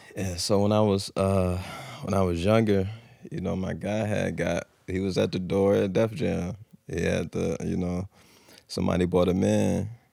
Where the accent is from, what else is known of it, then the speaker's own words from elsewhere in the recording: Norfolk, Virginia, United States; born and raised Norfolk